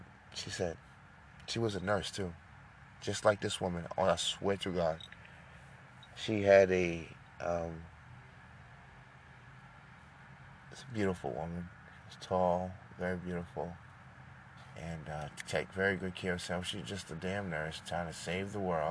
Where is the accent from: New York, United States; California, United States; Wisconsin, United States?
New York, United States; moved away as an adult; also born or lived in Frisco, Texas; now in Texas, United States; growing up in New York